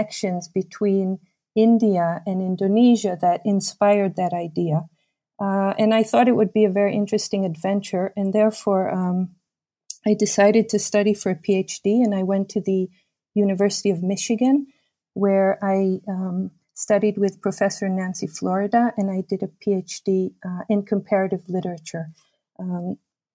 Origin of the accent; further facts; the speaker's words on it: Israel; also born or lived in United States; I was born in the United States, but I grew up in Israel for the most part